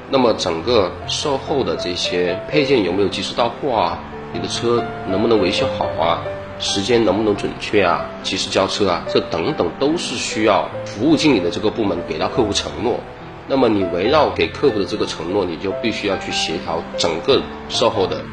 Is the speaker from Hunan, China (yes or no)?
yes; Changsha, Hunan, China; 自小其实就是一个工薪阶层嘛，因为父母的话也从广东 然后长沙来创业，然后我又在长沙出生